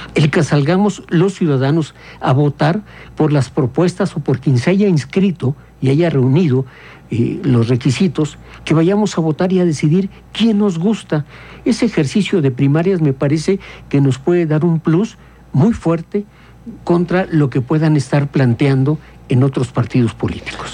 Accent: Querétaro, Mexico; como somos las queretanas y los queretanos

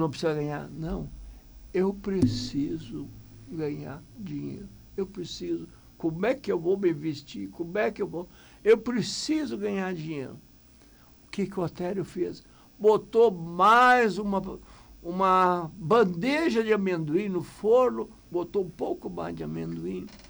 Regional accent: Bom Retiro do Sul, Rio Grande do Sul, Brazil; Portuguese is a second language; moved away as an adult; also born or lived in São Jerônimo; Eu vim lá de Bom Retiro

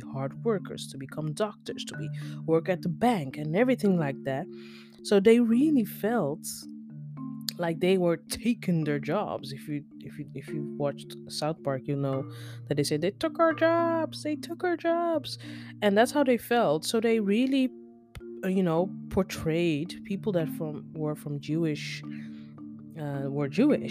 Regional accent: Netherlands; accent: basic English mixed with US English; English is a second language; also born or lived in Nigeria; now that I've lived in the Netherlands all my life, you can practically call me Dutch.

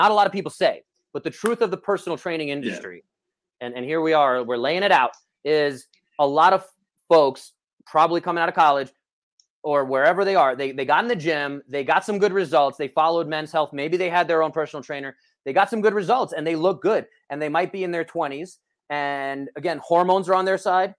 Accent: New York, United States; I grew up in New York

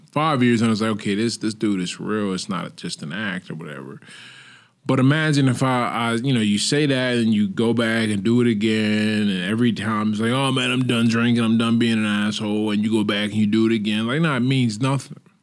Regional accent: United States; now in Portugal

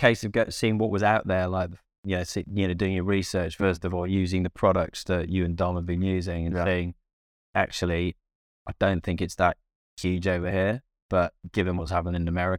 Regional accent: Cardiff, Wales, United Kingdom; so I'm from Cardiff, and Cardiff's my club.

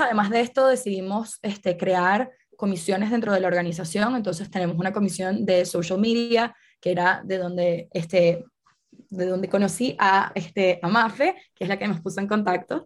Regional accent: Venezuela; yo soy de Venezuela

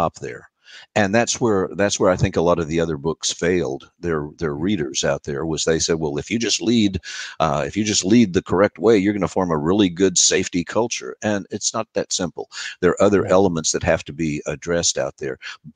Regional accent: United States; I'm an American and I speak four.

